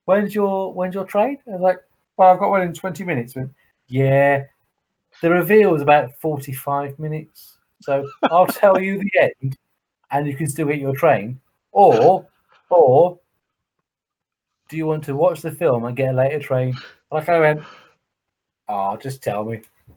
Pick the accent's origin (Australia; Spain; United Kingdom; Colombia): United Kingdom; England; I watch the England again because I'm English, so I watch England play football at whatever level.